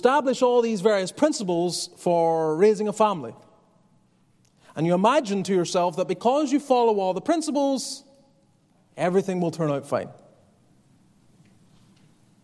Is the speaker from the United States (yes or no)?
no; Northern Ireland, United Kingdom; moved away; I grew up in Northern Ireland